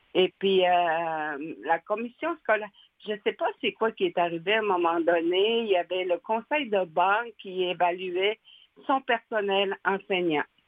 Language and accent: French; Natashquan, Quebec, Canada; moved away as an adult; also born or lived in Uashat / Pessamit; je suis native de Natashquan